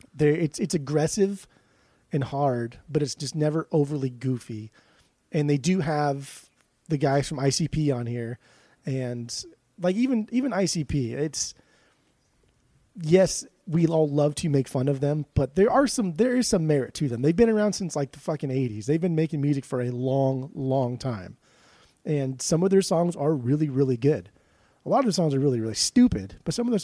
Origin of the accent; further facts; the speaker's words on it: West Coast, United States; I'm from the West Coast